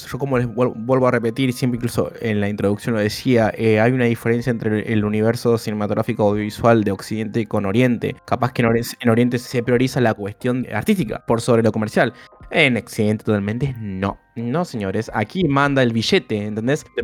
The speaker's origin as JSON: {"language": "Spanish", "town": "Granada", "region": "Andalusia", "country": "Spain", "said": "para la que no me siga, soy granadina japonesa"}